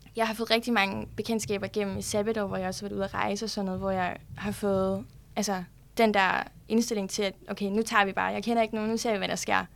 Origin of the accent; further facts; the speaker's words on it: Broager, Southern Denmark, Denmark; moved away as an adult; now in Copenhagen, Denmark; Jeg kommer fra Sønderjylland, en lille by, der hedder Broager, ude fra Sønderborg